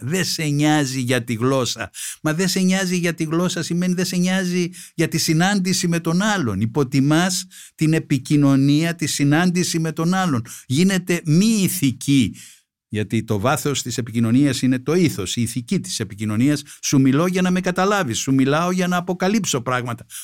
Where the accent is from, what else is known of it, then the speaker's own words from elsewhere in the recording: Greece; ως Έλληνας πολίτης